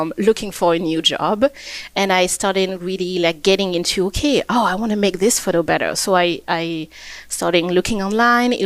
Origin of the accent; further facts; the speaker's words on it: Réunion; moved away as an adult; also born or lived in Versailles, France / Montreal, Canada; now in Edmonton, Canada; I was born and I grew up in Réunion Island.